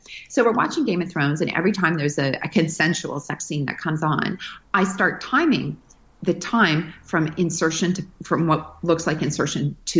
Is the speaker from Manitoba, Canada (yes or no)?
yes; Manitoba, Canada